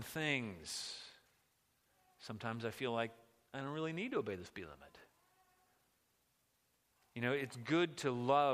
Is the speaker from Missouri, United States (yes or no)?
no; just outside Washington, D.C., Virginia, United States; I grew up just outside of Washington, D.C., in the boonies in Virginia, and then we moved closer to it